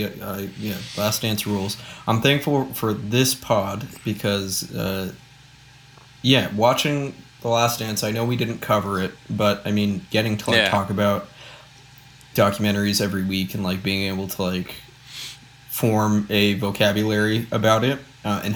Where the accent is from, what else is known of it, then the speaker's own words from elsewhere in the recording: Aurora, Illinois, United States; my hometown mall in the beautiful Aurora, Illinois